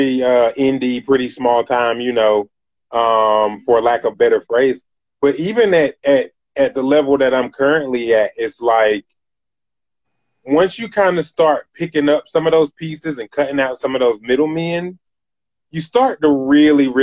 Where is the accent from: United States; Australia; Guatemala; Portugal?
United States; Greensboro, North Carolina; I'm from Greensboro, North Carolina. That's where I'm originally from